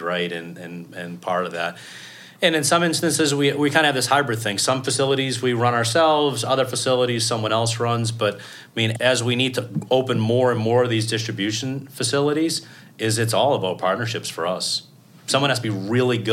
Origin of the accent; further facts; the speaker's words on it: Boston, Massachusetts, United States; I'm from Boston